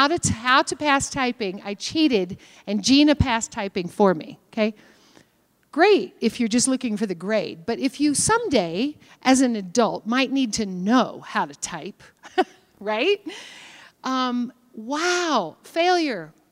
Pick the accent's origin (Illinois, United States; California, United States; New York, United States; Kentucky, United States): Kentucky, United States; I'm from Kentucky. We are stagnant people.